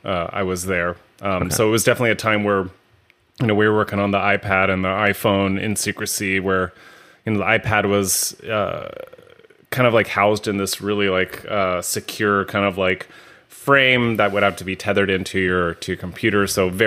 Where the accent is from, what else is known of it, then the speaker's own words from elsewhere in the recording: California, United States; I've been actually from California, born and raised in the Bay Area, but got to live some other places in the world kind of growing up.